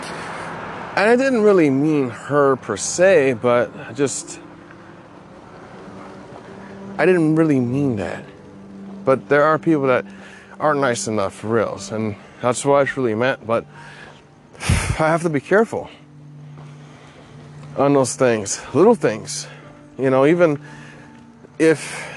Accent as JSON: {"language": "English", "region": "Hawaii", "country": "United States", "said": "I'm from Hawaii"}